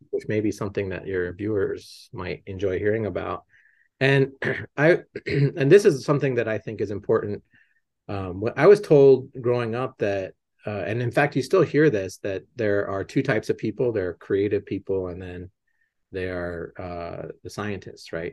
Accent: Las Cruces, New Mexico, United States; moved away as an adult; also born or lived in Boston; growing up in Las Cruces

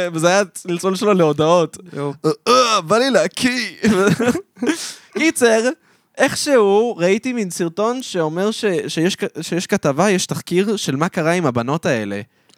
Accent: Modi'in Illit, Israel; למודיעין עילית, שם גדלתי

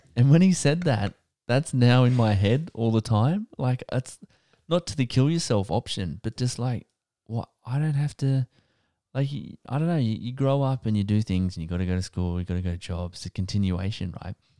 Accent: Wyong, New South Wales, Australia; I grew up in Wayang

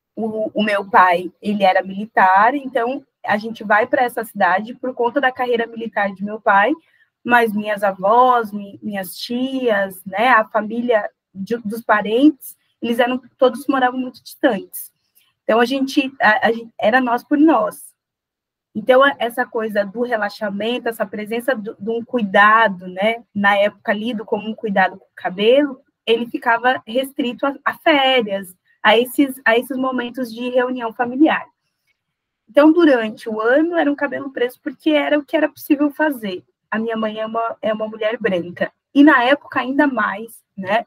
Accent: South Region, Brazil; also born or lived in Paraná / Santa Catarina; Moro no Sul. É, sou nascida no Sul, né, criada no Sul

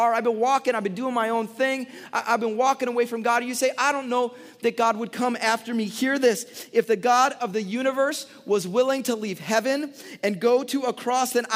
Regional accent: Chicago, Illinois, United States; I grew up in Chicago in the 90s

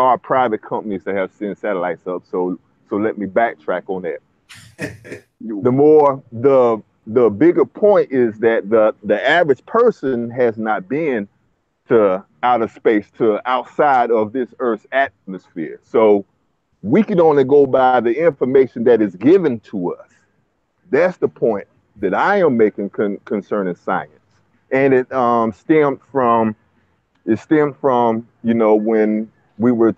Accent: Jacksonville, Florida, United States; I'm from Florida, Duval County.

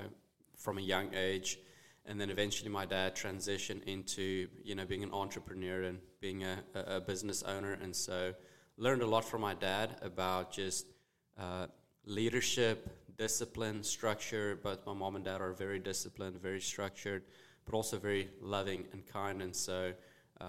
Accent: Bloemfontein, Free State, South Africa; first language Afrikaans; English is a second language; moved away as an adult; also born or lived in Jonesboro, Arkansas; now in United States; Started playing rugby at the age of 6 in South Africa

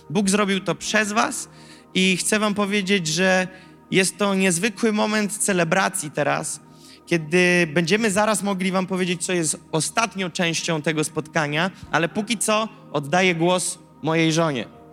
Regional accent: Gołdap, Warmian-Masurian Voivodeship, Poland; moved away as an adult; now in Warsaw, Poland; ja jestem z Gołdapi, Warmia i Mazury, piękne miasteczko, ikona turystyki w Polsce. E, I słuchajcie, tam się wychowywałem.

